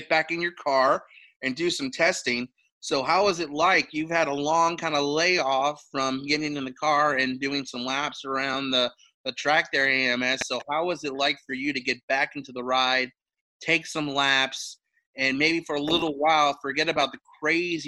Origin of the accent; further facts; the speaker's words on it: Fayetteville, Georgia, United States; from my hometown where I grew up, Fayetteville, Georgia